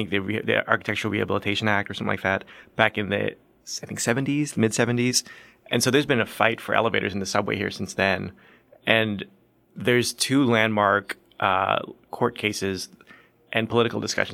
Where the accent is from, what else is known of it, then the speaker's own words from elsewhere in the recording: Portland, Oregon, United States; also born or lived in Boston / San Francisco; now in New York, United States; I was born in Portland, Oregon